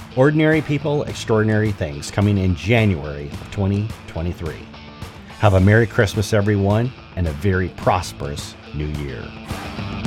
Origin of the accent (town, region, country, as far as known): Michigan, United States; born or raised there; moved away